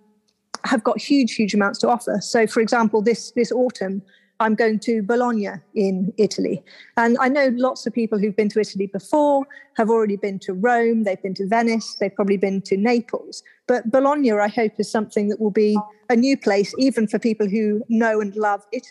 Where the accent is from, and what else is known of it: United Kingdom; also born or lived in India